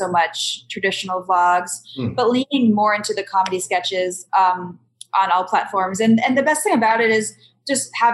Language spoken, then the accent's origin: English; East Coast, United States; moved away as an adult; also born or lived in Boston / New York / Las Vegas; now in United Kingdom; I'm from the East Coast. I came to Boston. I went to school in New York.